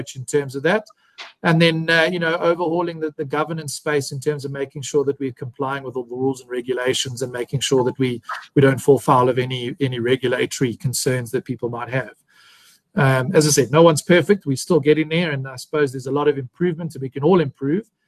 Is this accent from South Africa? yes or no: yes; South Africa; also born or lived in Harare, Zimbabwe; I was born in Harare, and I grew up there for a short portion of my childhood, and then I finished it here in South Africa. Finished my schooling.